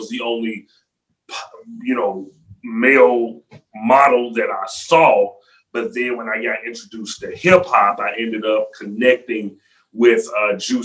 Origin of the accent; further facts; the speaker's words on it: Memphis, Tennessee, United States; Memphis, Tennessee, 901 Shelby Drive